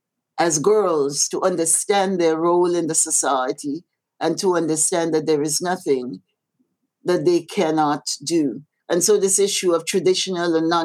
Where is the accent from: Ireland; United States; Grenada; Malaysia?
Grenada; now in Canada; when I was growing up in Happy Hill